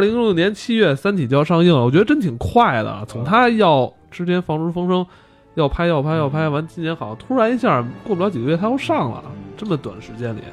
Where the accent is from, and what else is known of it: China